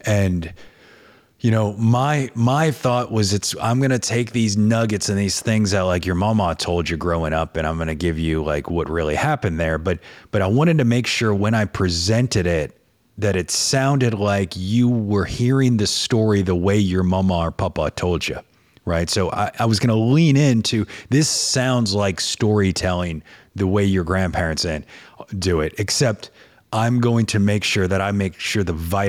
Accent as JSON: {"language": "English", "region": "the South", "country": "United States", "said": "Look at what I mean, look at me. I look like a dirty Southerner, man."}